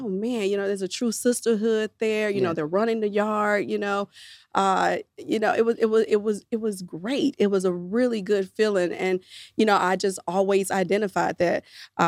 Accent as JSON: {"language": "English", "town": "Memphis", "region": "Tennessee", "country": "United States", "tie": "born or raised there", "said": "a young girl growing up in Memphis"}